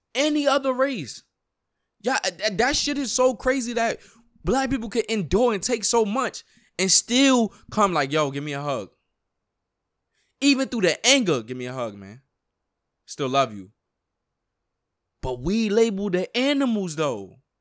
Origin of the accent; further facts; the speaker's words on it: New York, United States; I grew up in New York.